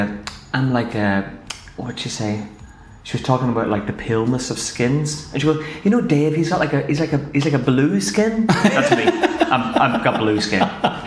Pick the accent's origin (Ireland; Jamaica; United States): Ireland; Kilkenny, Leinster; a burger joint that's been in my hometown for a year.